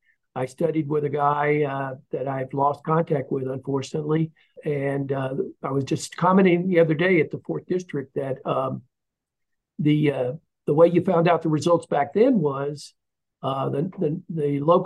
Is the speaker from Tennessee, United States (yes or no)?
yes; Tennessee, United States; moved away as an adult; also born or lived in Muskogee, Oklahoma; now in Florida, United States; I was born in Muskogee, Oklahoma, so I am a true …. And we moved soon thereafter to Tennessee, so I got most of my education in the state of Tennessee. And I moved to Florida after I passed the Florida bar in 1983